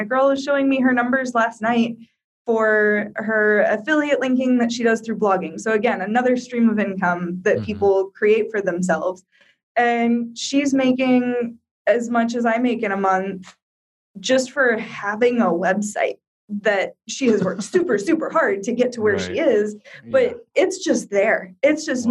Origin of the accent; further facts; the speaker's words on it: Iowa, United States; moved away as an adult; also born or lived in Brazil / Colorado / Rhode Island / Florida; now in Morocco; I'm from Iowa originally